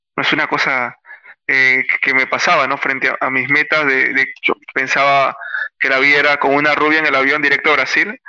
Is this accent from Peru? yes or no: yes; Lima, Peru; soy natural de Lima